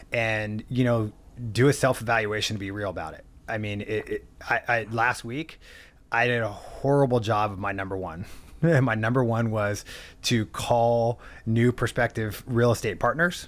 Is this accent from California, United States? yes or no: yes; San Diego, California, United States; now in Orange County, United States; born and raised in San Diego, moved up to Orange County